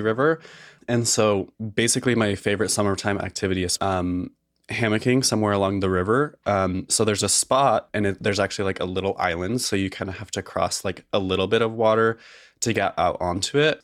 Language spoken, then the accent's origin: English; outside of Boise, Idaho, United States; I grew up outside of Boise